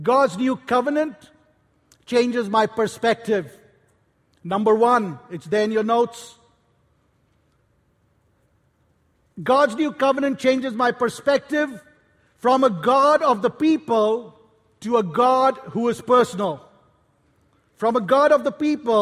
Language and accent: English; Kolkata, West Bengal, India; I grew up in Calcutta, India